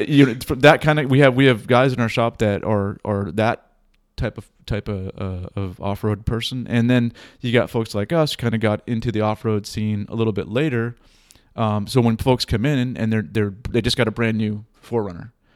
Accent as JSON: {"language": "English", "town": "Boston", "region": "Massachusetts", "country": "United States", "tie": "born or raised there", "moved": "yes", "lives_now": "Pacific Northwest, United States", "said": "I'm a Boston native"}